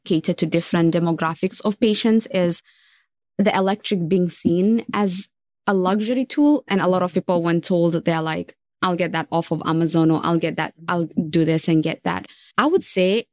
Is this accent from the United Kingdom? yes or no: no; Kenya; moved away as an adult; now in United States; I was born and raised in Kenya.